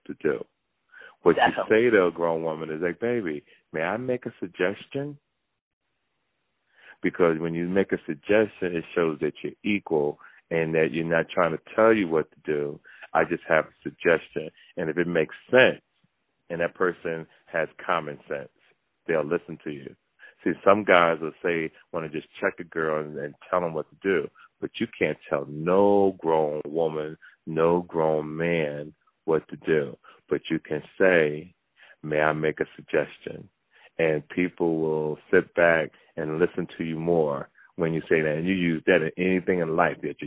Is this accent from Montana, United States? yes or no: no; Jersey City, New Jersey, United States; I grew up in Jersey City.